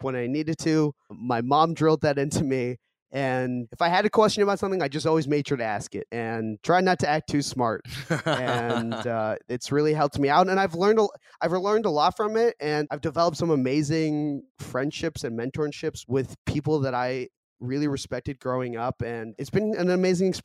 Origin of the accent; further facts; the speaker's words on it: Boston, Massachusetts, United States; first language Korean; also born or lived in Seoul, South Korea; I grew up in Boston, but I was born in Seoul in 1995. I moved to the U.S. when I was 2 months old